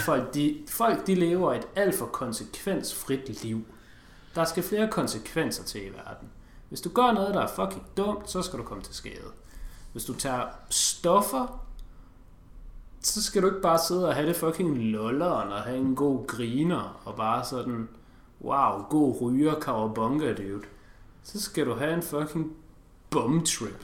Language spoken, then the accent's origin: Danish; Denmark; Vi to er danskere